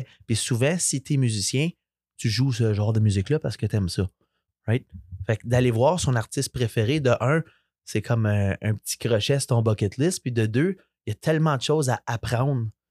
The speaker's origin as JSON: {"language": "French", "region": "Ontario", "country": "Canada", "first_language": "French", "said": "Nous autres, euh, en Ontario, on se bat tous les jours pour garder notre langue."}